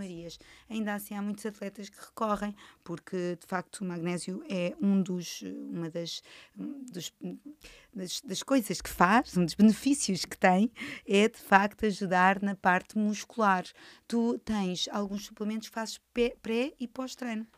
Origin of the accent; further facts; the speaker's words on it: Cascais, Lisbon, Portugal; Natural da minha terra, Cascais